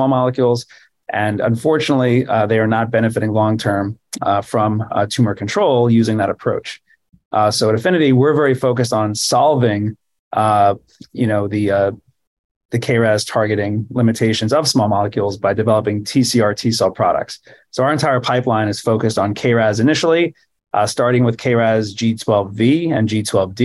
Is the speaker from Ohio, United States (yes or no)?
no; New York City, New York, United States; I grew up in New York City.